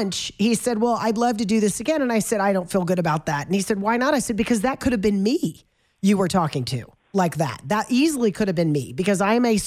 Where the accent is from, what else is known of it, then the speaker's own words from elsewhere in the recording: the South, United States; now in Colorado, United States; I'm from the South